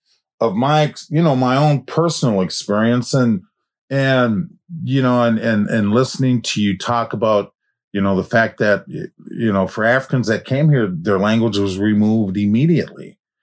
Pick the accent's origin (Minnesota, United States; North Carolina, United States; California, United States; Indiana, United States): Minnesota, United States; Minneapolis; I grew up in the Black community, pretty much in North Minneapolis. I'm out of the projects.